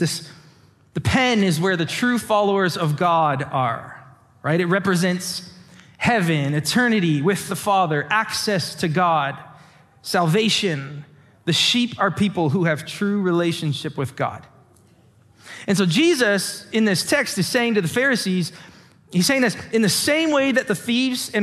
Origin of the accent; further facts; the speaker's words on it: LaSalle, Ontario, Canada; now in Windsor, Canada; I grew up in LaSalle